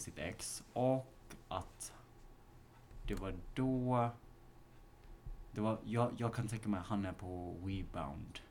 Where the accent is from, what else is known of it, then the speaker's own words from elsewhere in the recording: Malmö, Skåne, Sweden; moved away as an adult; now in Stockholm, Sweden; Vi är från Malmö